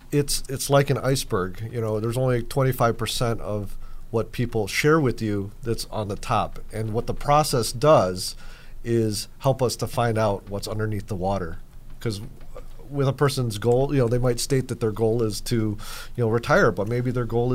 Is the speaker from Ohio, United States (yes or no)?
yes; Cleveland, Ohio, United States; moved away as an adult; now in Buffalo, United States; I actually grew up in Cleveland, Ohio.